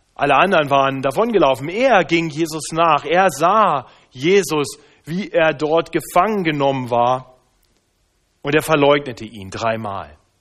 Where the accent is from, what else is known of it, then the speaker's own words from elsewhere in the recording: Braunschweig, Lower Saxony, Germany; moved away; Ich bin ja in Braunschweig aufgewachsen, nahe an der ehemaligen innerdeutschen Grenze